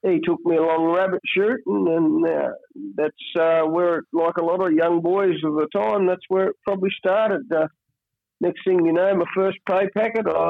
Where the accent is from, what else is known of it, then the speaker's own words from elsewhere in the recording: Turners Marsh, Tasmania, Australia; I'm from uh, a little place just north of Launceston in uh, Tassie called uh, Turner's Marsh.